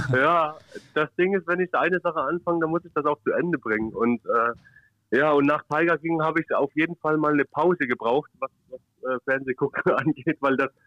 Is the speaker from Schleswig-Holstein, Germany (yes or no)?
yes; Kiel, Schleswig-Holstein, Germany; Ich als Kieler darf da sowieso nicht drüber reden.